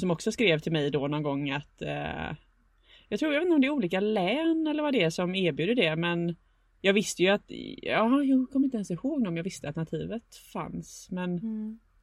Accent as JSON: {"language": "Swedish", "town": "Gothenburg", "region": "Västra Götaland", "country": "Sweden", "said": "bor i Göteborg där jag kommer ifrån."}